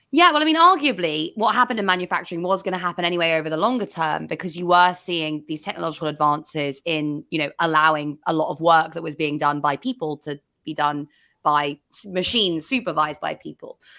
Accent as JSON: {"language": "English", "region": "England", "country": "United Kingdom", "said": "as an English person"}